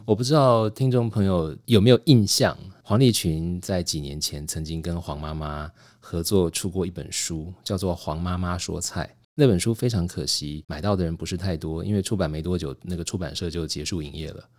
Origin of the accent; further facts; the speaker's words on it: Taiwan; 我的爷爷是祖籍在辽宁，在东北，但是呢，我爸爸是在抗战的时候四川出生的。但那时候他年纪太小了，所以他的位置其实要等到到了台湾来，那小时候家里有穷，所以也没吃什么好东西